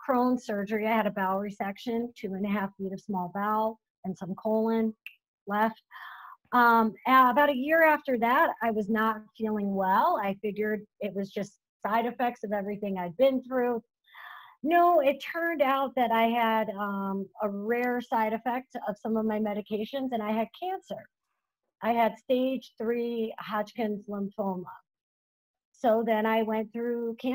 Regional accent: Florida, United States; also born or lived in Hawaii; now in Buffalo, United States; I grew up in Florida

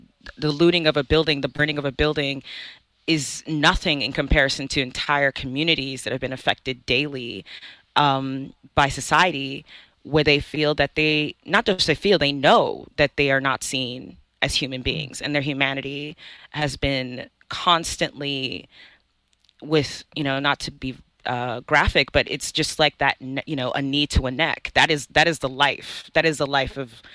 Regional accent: United States; also born or lived in Nigeria; I'm a Nigerian American. I came here as a young kid. And so essentially I did grow up, you know, again, as a Black person in America

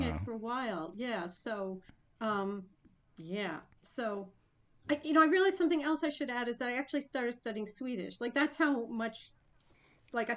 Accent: Westfield, New Jersey, United States; moved away as an adult; also born or lived in Brooklyn, New York / Denver; Westfield, New Jersey, Union County. That's where I grew up at. I was born in Brooklyn, and we moved there when I was four

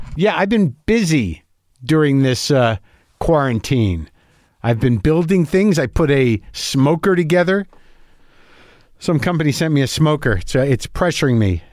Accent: New Mexico, United States; also born or lived in New Jersey; I moved away when I was, you know, seven, seven or eight years old. I grew up in New Mexico

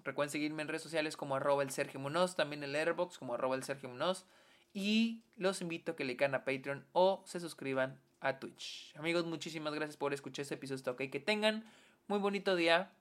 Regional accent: Mexico

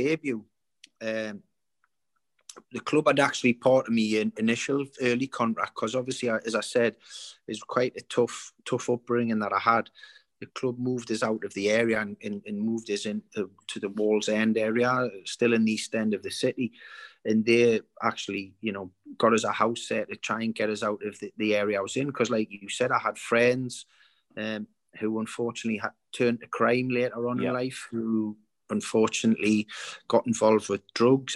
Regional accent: Newcastle upon Tyne, North East England, United Kingdom; I came from the East End of Newcastle, and we didn't, and it wasn't an affluent area at all. It was, you know, council houses and... But it was a great, area to grow up.

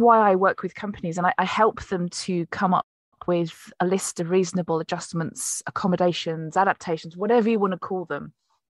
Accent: Plymouth, South West England, United Kingdom; born there; well, I was born in 1973 in Plymouth.

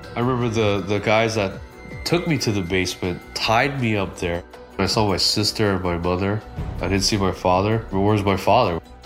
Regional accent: North Wales, Pennsylvania, United States; Growing up in North Wales is just like any other suburban area

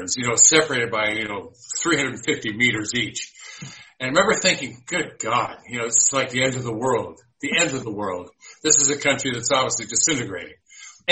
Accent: United States; now in United Kingdom; I'm American

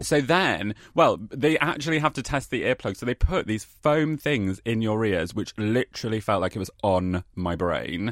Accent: Keighley, Yorkshire and the Humber, United Kingdom; also born or lived in Nottingham; now in London, United Kingdom; I was born in Keighley

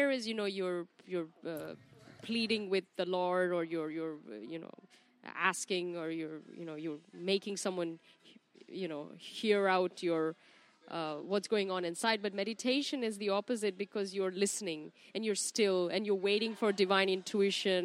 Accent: India; now in Los Angeles, United States; I'm Indian

